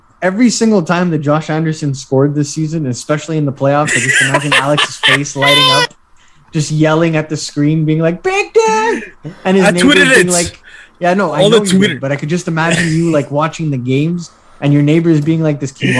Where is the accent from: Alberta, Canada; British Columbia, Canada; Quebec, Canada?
Quebec, Canada; Montreal; When I was growing up in St. Leo